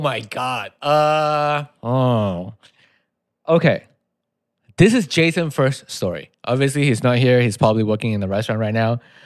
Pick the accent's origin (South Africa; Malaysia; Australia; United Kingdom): Malaysia; English is a second language; moved away as an adult; now in United States; I'm from Malaysia